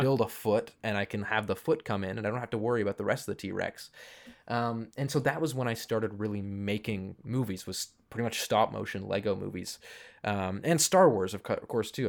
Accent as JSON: {"language": "English", "town": "Toronto", "region": "Ontario", "country": "Canada", "tie": "born or raised there", "said": "I grew up in Toronto, which is a pretty big film city."}